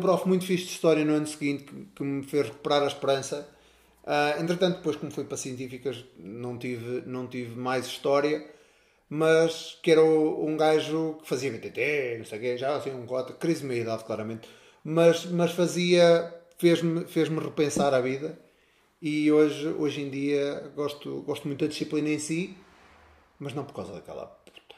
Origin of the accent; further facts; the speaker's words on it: Castelo de Paiva, Norte, Portugal; sou um moço da terrinha, nasci, nasci em Castelo de Paiva